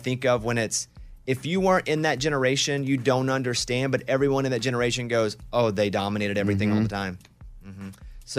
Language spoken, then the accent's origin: English; Arkansas, United States; Because where I grew up in Arkansas, there were never celebrities.